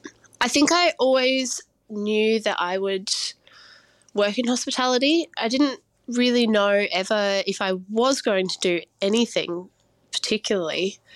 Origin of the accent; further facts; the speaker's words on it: New South Wales, Australia; So I grew up in the Blue Mountains in New South Wales, and I was raised by my mum